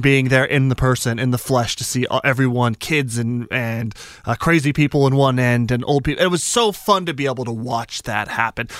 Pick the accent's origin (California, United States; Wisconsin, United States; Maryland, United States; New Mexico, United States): New Mexico, United States; Albuquerque; moved away; I'm from Albuquerque, New Mexico